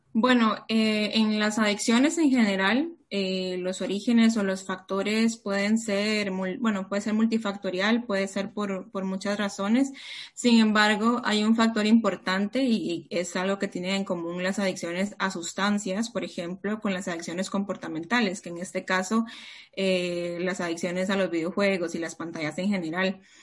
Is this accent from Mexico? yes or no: no; Costa Rica; moved away as an adult; also born or lived in Peru; now in Barcelona, Spain; yo nací en Perú, pero he crecido toda mi vida en Costa Rica